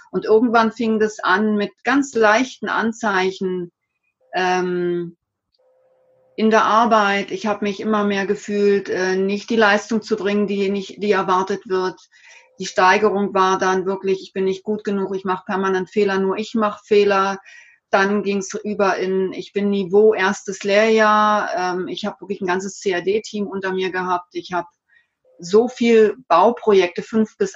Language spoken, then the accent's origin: German; Bad Überkingen, Baden-Württemberg, Germany; Ich hab, war ein typischer Pendler zwischen meinem Heimatort äh, hier in Bad Überkingen und Stuttgart